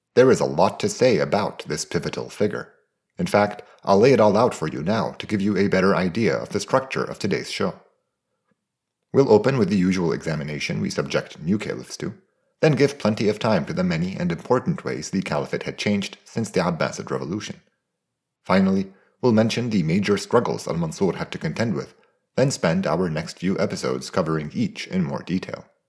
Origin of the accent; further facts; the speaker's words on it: Beirut, Beirut Governorate, Lebanon; my hometown of Beirut